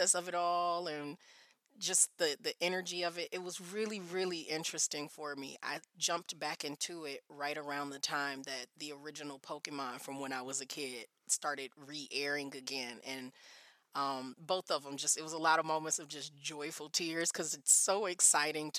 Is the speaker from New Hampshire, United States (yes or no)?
no; Detroit, Michigan, United States; also born or lived in Minnesota / California / South Korea; now in Texas, United States; I was certainly a sixth grader growing up in Detroit, Michigan